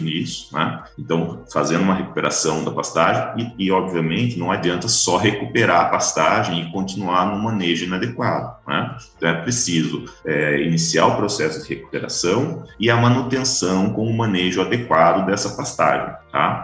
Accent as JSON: {"language": "Portuguese", "town": "Taubaté", "region": "São Paulo", "country": "Brazil", "also_born_or_lived": "Mato Grosso", "moved": "yes", "lives_now": "Campo Grande, Brazil", "said": "fui criado em cidade"}